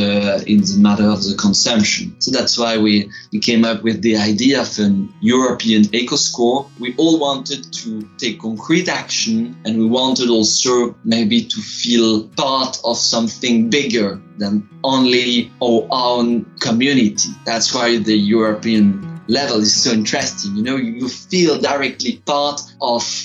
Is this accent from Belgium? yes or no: yes; Tournai, Wallonia, Belgium; moved away as an adult; now in Brussels, Belgium; I'm studying law and political science in Brussels, but I come from Tournai, a little city in the middle of the fields